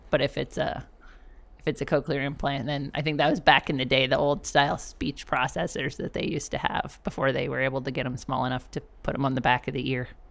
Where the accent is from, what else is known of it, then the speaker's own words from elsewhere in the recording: Canada; moved away; I am Canadian and I'm not black